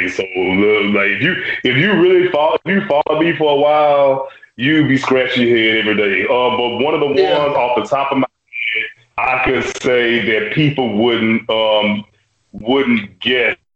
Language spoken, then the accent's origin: English; Louisiana, United States; I'm from Louisiana